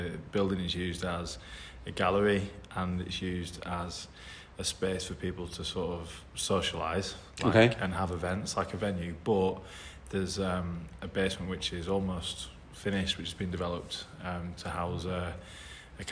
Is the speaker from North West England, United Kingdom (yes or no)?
yes; Burnley, North West England, United Kingdom; moved away as an adult; also born or lived in Hull / London; now in Sheffield, United Kingdom; originally from Hull, but then my family moved to Burnley when I was younger, so like East Lancashire